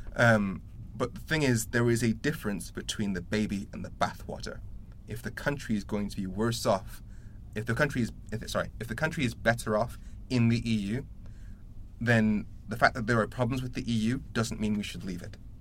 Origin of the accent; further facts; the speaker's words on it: Darlington, North East England, United Kingdom; now in Sheffield, United Kingdom; I was born in Darlington